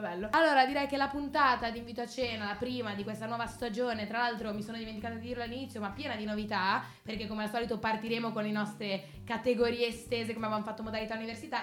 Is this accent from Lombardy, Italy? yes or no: no; Genoa, Liguria, Italy; genovese come me